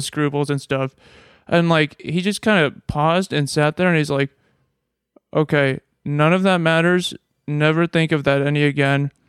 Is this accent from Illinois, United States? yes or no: no; Nebraska, United States; moved away; I'm from Nebraska.